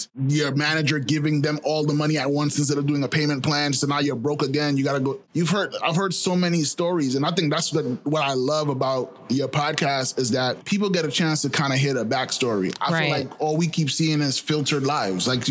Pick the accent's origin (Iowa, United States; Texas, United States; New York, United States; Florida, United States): New York, United States; New York City; I grew up in Flatbush